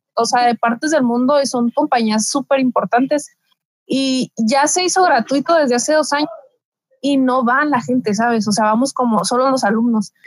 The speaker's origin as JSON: {"language": "Spanish", "area": "Mexicali Valley", "region": "Baja California", "country": "Mexico", "said": "yo soy del Valle de Mexicali"}